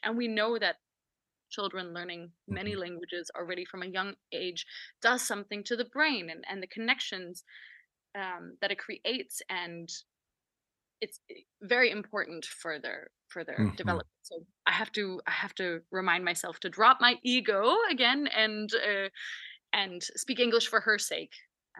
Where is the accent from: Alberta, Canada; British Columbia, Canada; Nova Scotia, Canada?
Alberta, Canada; Edmonton; now in Denmark; And it's funny when I visit Canada once a year or something, people in Edmonton, where I come from, ask me, where do you come from? We have a little bit of an accent.